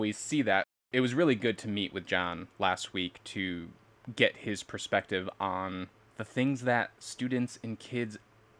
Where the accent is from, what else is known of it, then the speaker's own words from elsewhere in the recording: Amsterdam, New York, United States; moved away as an adult; Amsterdam, New York, my hometown.